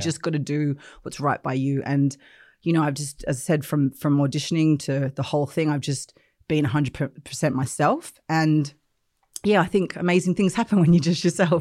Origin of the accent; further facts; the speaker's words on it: Australia; moved away as an adult; also born or lived in England; I grew up in Australia, uh, but then I left when I was twenty-one and I came to the U K